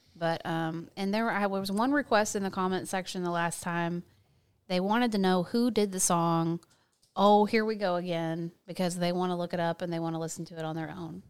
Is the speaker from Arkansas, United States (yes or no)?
yes; Fort Smith, Arkansas, United States; also born or lived in California; I was born in Fort Smith, Arkansas